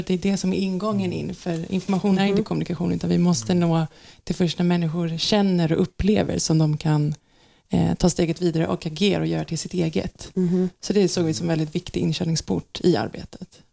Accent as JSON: {"language": "Swedish", "country": "Sweden", "said": "som svenskar"}